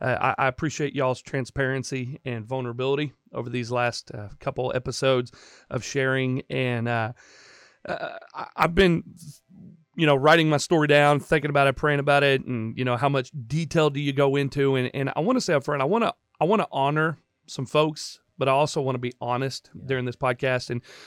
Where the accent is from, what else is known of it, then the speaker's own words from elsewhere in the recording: Indiana, United States; We come from Indiana, and my dad was part of a very, very legalistic church and school in Indiana.